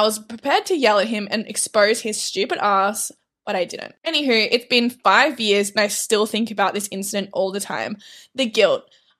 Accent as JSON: {"language": "English", "country": "Canada", "said": "I'm from Canada and I was in Australia as a nanny back in 2018."}